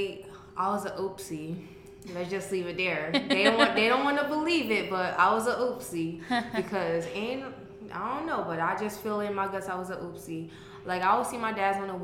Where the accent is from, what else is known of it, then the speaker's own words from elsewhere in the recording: Naples, Florida, United States; also born or lived in Miami, Florida; I was born in Miami, but okay. raised in Naples.